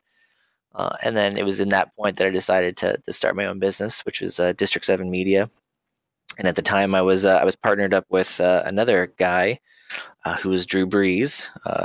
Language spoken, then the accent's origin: English; Ohio, United States; I'm from Ohio